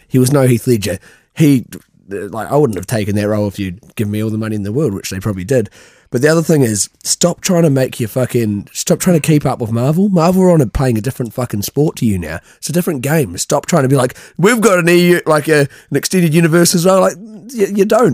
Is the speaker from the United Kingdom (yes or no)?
no; New Zealand; moved away; I'm from New Zealand